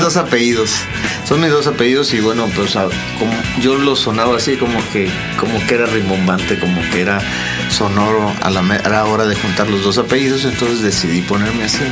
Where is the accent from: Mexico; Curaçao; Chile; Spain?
Mexico; Tamaulipas; moved away as an adult; now in Mexico City, Mexico; Yo soy de Tamaulipas